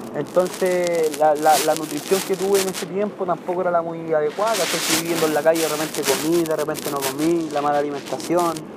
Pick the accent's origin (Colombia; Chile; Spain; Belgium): Chile